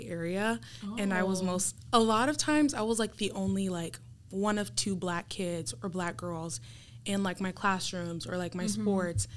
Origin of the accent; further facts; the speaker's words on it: Apopka, Florida, United States; now in Miami, United States; I grew up in Apopka, Florida